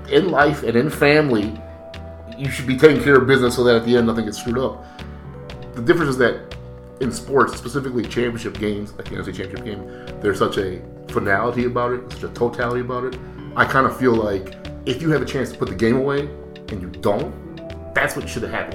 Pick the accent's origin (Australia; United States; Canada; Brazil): Brazil; moved away; I'm from Brazil.